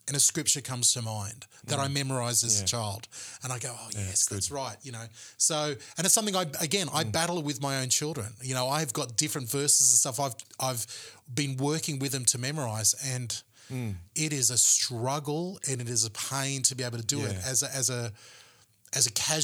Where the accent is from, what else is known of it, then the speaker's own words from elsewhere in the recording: Gold Coast, Queensland, Australia; the Independent Baptist Church that I grew up in the Gold Coast